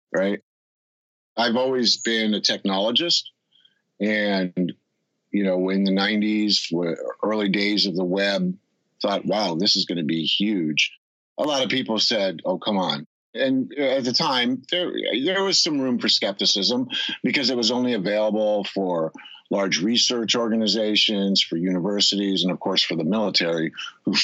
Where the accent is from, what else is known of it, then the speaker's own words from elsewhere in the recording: Connecticut, United States; now in West Coast, United States; where I grew up in Connecticut